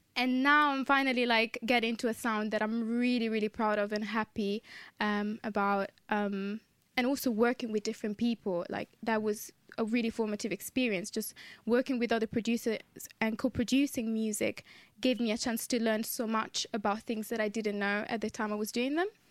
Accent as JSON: {"language": "English", "town": "Modena", "region": "Emilia-Romagna", "country": "Italy", "tie": "born or raised there", "moved": "as an adult", "lives_now": "London, United Kingdom", "said": "I was born in Italy, in the north of Italy, in a city called Modena"}